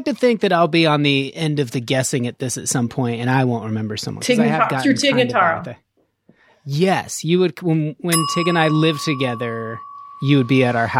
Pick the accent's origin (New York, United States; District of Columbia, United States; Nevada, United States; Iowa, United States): Nevada, United States; Reno; moved away; I'm from Reno, which is not Hollywood.